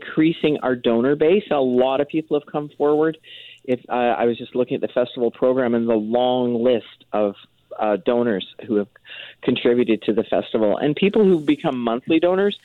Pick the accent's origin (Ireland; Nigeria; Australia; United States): Ireland; now in Vancouver, Canada; Being Irish